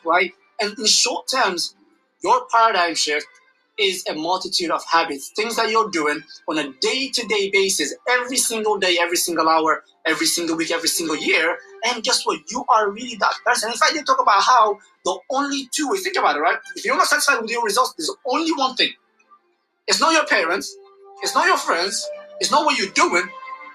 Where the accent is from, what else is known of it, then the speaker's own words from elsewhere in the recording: Somalia; I'm from Somalia.